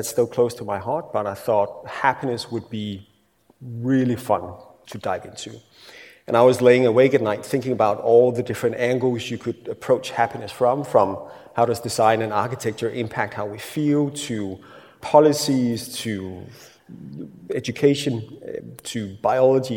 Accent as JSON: {"language": "English", "country": "Denmark", "first_language": "Danish", "second_language": "English"}